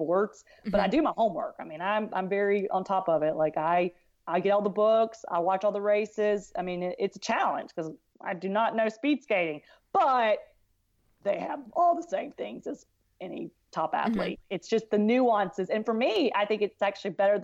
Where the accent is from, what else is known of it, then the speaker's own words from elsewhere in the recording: South Carolina, United States; I was from South Carolina